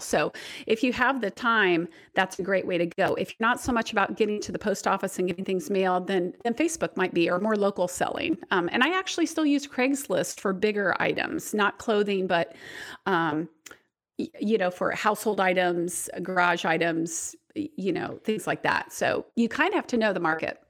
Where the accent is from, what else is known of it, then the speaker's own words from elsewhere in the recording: Indiana, United States; my hometown and around Indiana